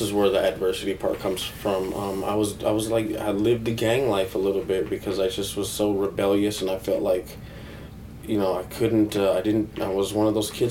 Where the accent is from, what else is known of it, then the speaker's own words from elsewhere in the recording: Neustadt an der Aisch, Bavaria, Germany; born there; I was born in Neustadt an der Aisch. I might be saying the name wrong because I'm kind of very Americanized at this point.